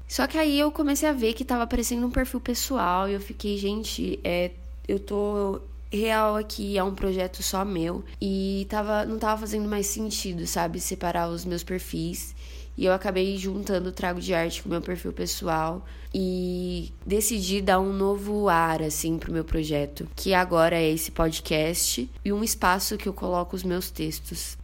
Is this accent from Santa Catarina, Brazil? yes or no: no; Bauru, São Paulo, Brazil; moved away as an adult; now in São Paulo, Brazil; Sou de Bauru, uma cidade do interior de São Paulo, vulga cidade sem limites